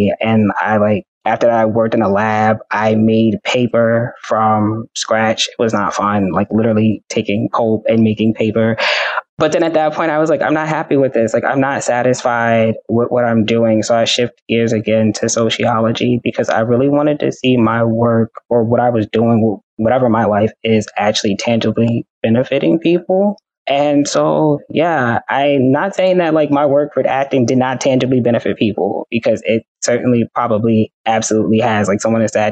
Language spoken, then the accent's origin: English; New York City, New York, United States; I am a Bronx head. I am born and raised. I love my hometown.